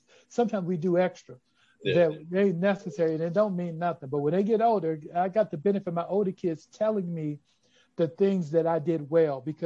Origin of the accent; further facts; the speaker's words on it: Chicago, Illinois, United States; I'm from Chicago. I'm from the West Side where we're based. We're based in Austin. I grew up in Austin.